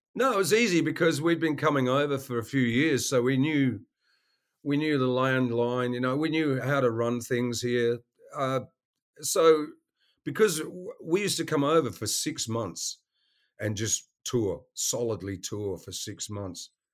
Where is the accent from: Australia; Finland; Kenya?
Australia; Western Australia; moved away as an adult; also born or lived in Melbourne, Australia; now in United States; I grew up in Western Australia